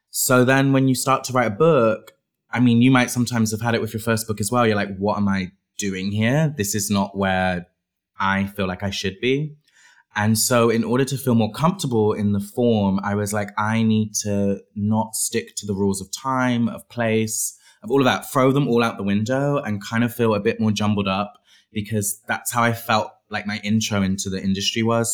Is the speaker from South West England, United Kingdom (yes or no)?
yes; Bristol, South West England, United Kingdom; I grew up in Bristol, in England